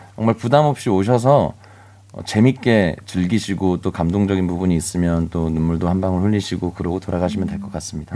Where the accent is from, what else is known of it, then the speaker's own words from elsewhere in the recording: Jeju, South Korea; moved away; 저는 고향이 제주도인데 제주. 어릴 때는 그 고향의 그런 아름다운 소중함을 잘 모르고 살았던 거예요.